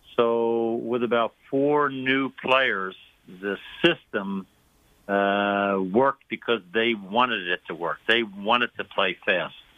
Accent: Philadelphia, Pennsylvania, United States; moved away; I grew up in Philadelphia

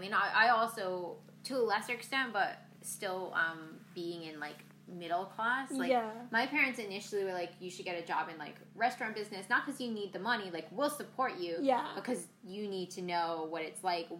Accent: Ithaca, New York, United States; growing up in Ithaca, right outside the town limits, there are a lot of farmers, it's a lot of corn.

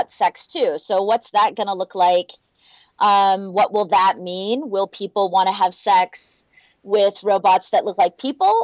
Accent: Houston, Alaska, United States; now in Minneapolis-St. Paul, United States; I grew up in Houston, Alaska

